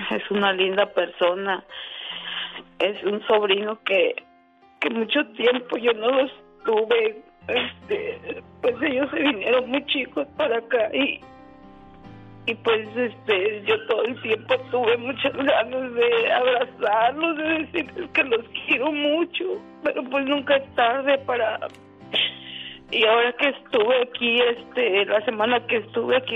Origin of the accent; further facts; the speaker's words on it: Tepic, Nayarit, Mexico; born there; Mm, yo nací en Tepic, Nayarit.